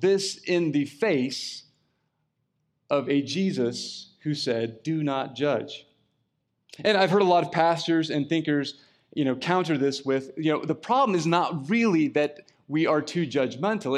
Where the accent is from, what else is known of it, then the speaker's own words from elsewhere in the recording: California, United States; I'm a Californian